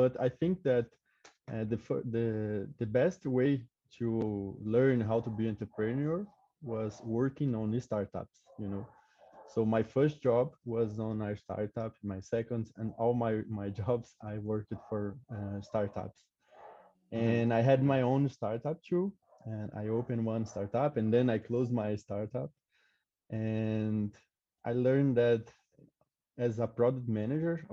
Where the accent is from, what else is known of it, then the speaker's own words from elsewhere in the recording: Goiás, Brazil; English is a second language; moved away as an adult; also born or lived in São Paulo; I grew up in a small city in Goiás